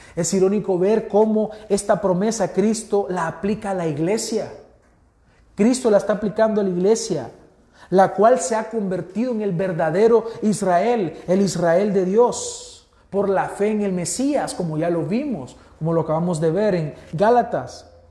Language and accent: Spanish; El Salvador; Nosotros que somos pipiles.